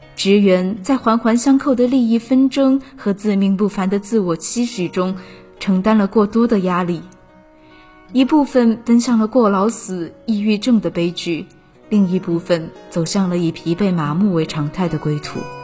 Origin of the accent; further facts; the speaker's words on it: Suzhou, Jiangsu, China; moved away as an adult; now in Nanjing, China; 来自江苏苏州